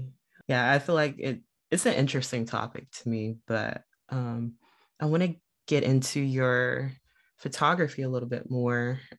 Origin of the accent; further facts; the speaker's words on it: Los Angeles, California, United States; LA natives were rare, but we're not